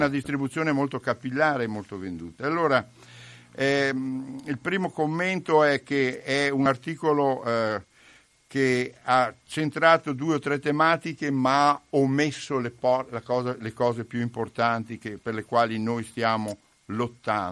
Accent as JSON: {"language": "Italian", "town": "Pieve di Soligo", "region": "Veneto", "country": "Italy", "tie": "born or raised there", "also_born_or_lived": "Lombardy", "moved": "as an adult", "said": "Io sono di Pieve di Soligo, sono nato lì, ecco, ci ho vissuto fino a trent'anni"}